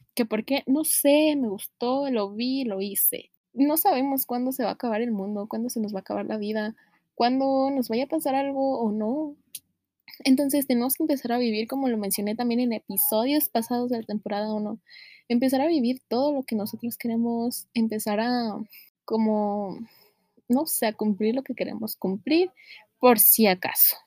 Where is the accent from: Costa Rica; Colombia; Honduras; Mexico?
Mexico; los que somos de México